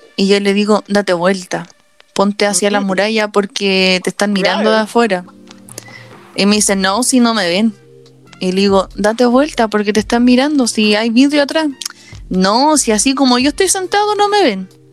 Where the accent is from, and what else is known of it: Chile